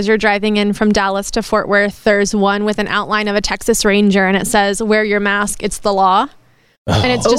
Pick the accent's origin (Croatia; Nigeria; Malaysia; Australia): Australia; born or raised there